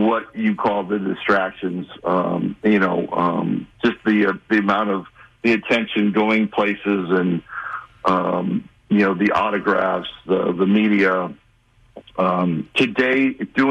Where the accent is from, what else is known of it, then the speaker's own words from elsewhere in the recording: Los Angeles, California, United States; my hometown team, the Dodgers